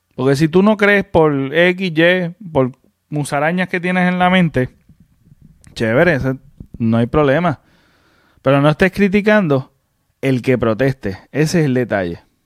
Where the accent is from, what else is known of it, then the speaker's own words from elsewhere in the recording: Puerto Rico; como todo puertorriqueño